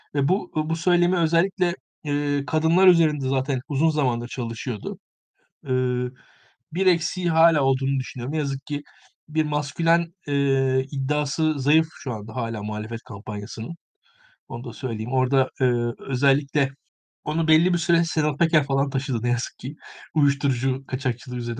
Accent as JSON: {"language": "Turkish", "country": "Turkey", "said": "biz Türkler olarak"}